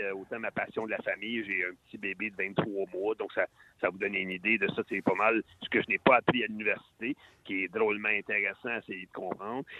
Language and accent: French; Salaberry-de-Valleyfield, Quebec, Canada; also born or lived in Sherbrooke; je suis un petit gars de ta région, la région de Valleyfield